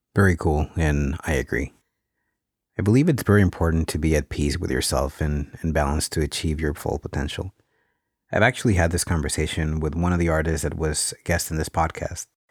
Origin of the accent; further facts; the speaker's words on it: Mexico; growing up in Mexico